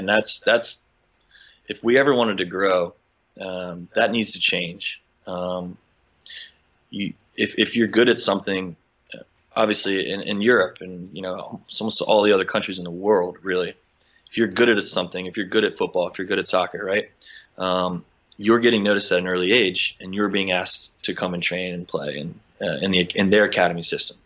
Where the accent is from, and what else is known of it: United States